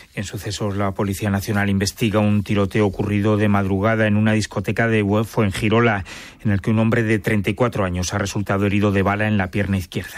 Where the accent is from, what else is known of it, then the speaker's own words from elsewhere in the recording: Almería, Andalusia, Spain; now in Seville, Spain; soy de Almería, aunque ahora vivo en Sevilla